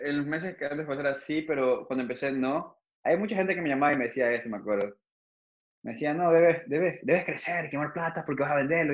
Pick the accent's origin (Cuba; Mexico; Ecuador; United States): Ecuador; yo no soy el primer ecuatoriano